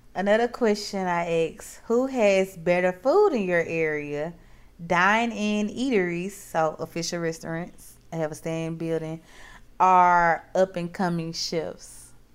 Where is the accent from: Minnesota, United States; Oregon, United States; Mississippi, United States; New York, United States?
Mississippi, United States; now in Texas, United States; I am from Mississippi.